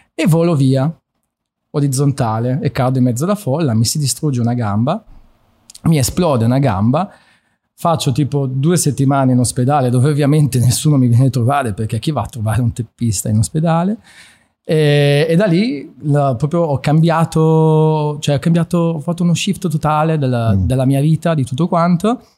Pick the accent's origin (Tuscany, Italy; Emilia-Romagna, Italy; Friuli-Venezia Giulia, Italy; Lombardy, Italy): Friuli-Venezia Giulia, Italy; moved away as an adult; also born or lived in Trieste / Udine; now in Milan, Italy; sono nato a Trieste, poi mi sono mosso verso il centro del Friuli. Uh, la, diciamo, sono, mi sono formato con, la, con, le mie scuole, la scuola superiore, che è una bellissima scuola, il Sello di Udine